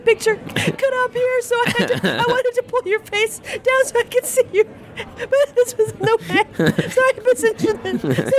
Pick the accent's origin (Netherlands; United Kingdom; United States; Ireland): United Kingdom; We're gay British comedians.